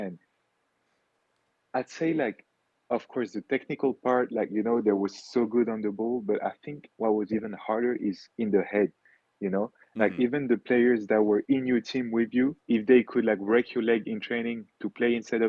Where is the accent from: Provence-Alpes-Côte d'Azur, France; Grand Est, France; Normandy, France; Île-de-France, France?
Grand Est, France; Wittenheim; also born or lived in Kenya / French Guiana; So Wittenheim, France is my hometown. Mm-hmm. This is where my grandpa was. This is where my mom grew up. This is where my great grandpa was. But me personally, I was born in Kenya.